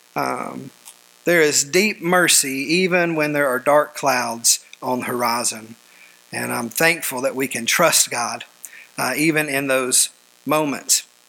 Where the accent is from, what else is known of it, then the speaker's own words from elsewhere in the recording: United States; us as American believers today